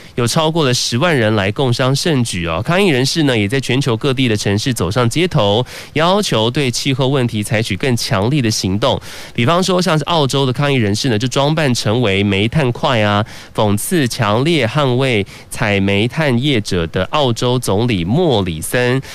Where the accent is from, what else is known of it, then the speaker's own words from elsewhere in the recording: Taiwan; 身为台湾人